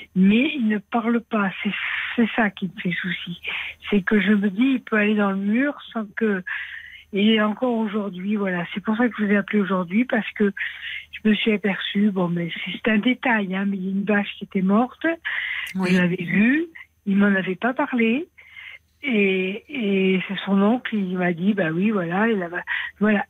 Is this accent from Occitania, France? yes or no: yes; Aveyron, Occitania, France; je suis de l'Aveyron